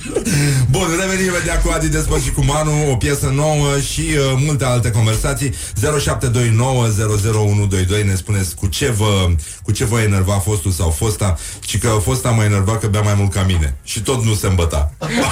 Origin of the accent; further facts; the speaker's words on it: Brăila, Brăila County, Romania; eu sunt din Brăila